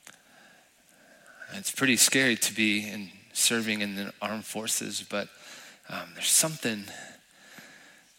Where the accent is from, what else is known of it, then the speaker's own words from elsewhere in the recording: El Paso, Texas, United States; moved away as an adult; now in San Antonio, United States; I'm from El Paso, born and raised